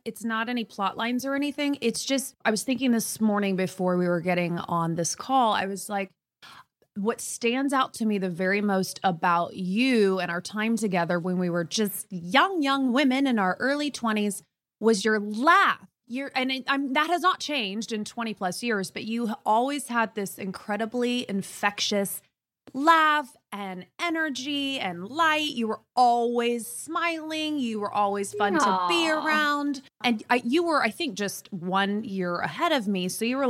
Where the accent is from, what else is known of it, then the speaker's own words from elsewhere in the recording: Indiana, United States; we're both from Indiana.